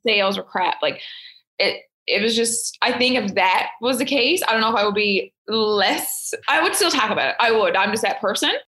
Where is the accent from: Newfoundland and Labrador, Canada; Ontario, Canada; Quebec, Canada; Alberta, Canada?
Newfoundland and Labrador, Canada; Fogo Island; I'm from Fogo Islands, like small town girl